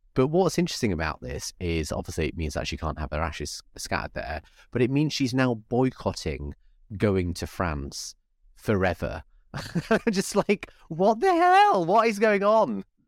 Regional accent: Bradford, Yorkshire and the Humber, United Kingdom; now in London, United Kingdom; I live in London now, but I grew up in Yorkshire.

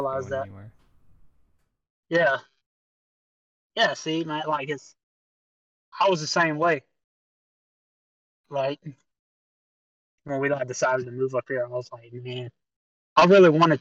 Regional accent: Georgia, United States; moved away; I'm from Georgia

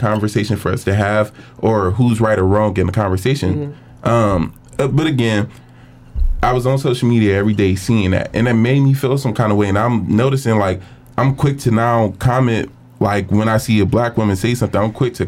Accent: Cleveland, Ohio, United States; I'm from Cleveland.

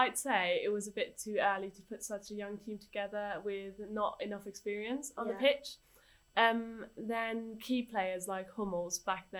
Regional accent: Germany; I'm from Germany

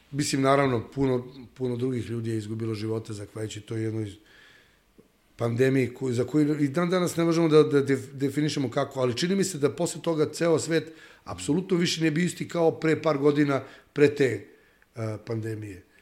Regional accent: Serbia; mi kao nacija Srbi

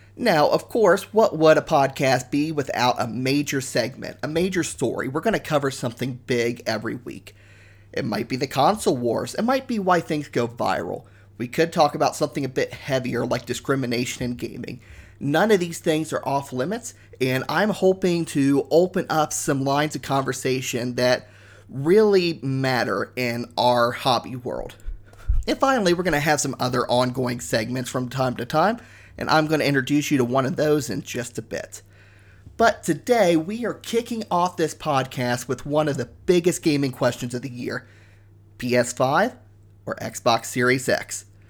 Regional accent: Ohio, United States; moved away as an adult; now in Canada; I grew up in Ohio. I moved to Canada about three and a half years ago

